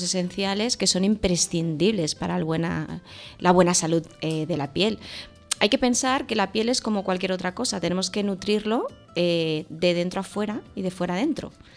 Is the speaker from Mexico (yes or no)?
no; Tarragona, Catalonia, Spain; yo que soy de Tarragona.